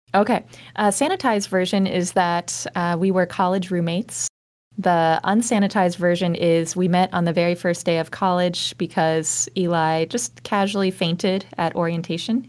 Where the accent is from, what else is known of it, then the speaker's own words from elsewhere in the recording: the South, United States; now in Columbus, United States; I'm originally from the South